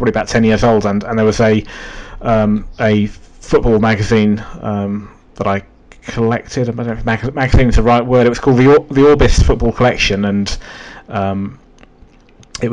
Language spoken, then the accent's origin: English; London, United Kingdom; being a Londoner